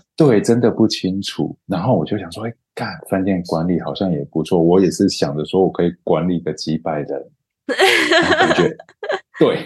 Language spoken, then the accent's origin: Chinese; Pingtung County, Taiwan; also born or lived in Los Angeles; 我小时候是在屏东，我的国中国小都在屏东